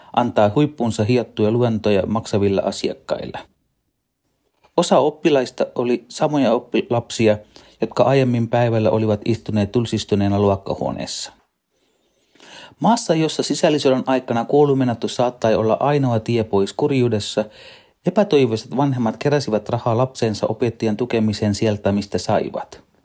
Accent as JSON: {"language": "Finnish", "country": "Sri Lanka", "tie": "born or raised there", "moved": "yes", "lives_now": "Finland", "said": "Lapsuudessani Sri Lankassa"}